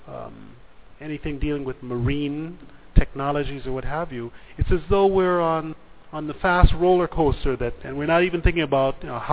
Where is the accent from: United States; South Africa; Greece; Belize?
Belize; I come from Belize